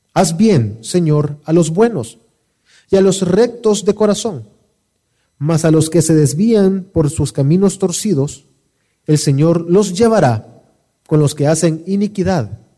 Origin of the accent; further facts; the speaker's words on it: El Salvador; Como salvadoreños, ¿qué es lo que no nos permite disfrutar de nuestro país